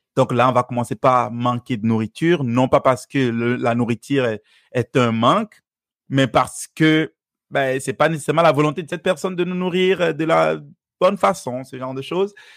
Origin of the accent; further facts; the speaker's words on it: Benin; first language Fon; French is a second language; moved away; Je suis originaire du Bénin.